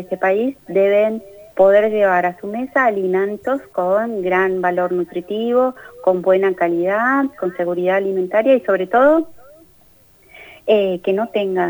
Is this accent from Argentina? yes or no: yes; Argentina